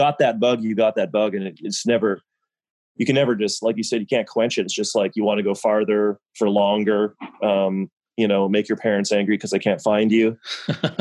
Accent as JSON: {"language": "English", "area": "Vancouver Island", "region": "British Columbia", "country": "Canada", "tie": "born or raised there", "moved": "as an adult", "lives_now": "Belize", "said": "I grew up, my father was stationed on Vancouver Island, British Columbia"}